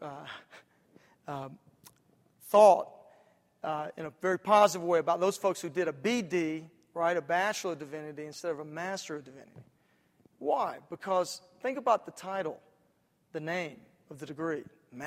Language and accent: English; Atlanta, Georgia, United States; In my hometown, back in Atlanta, where I'm pastoring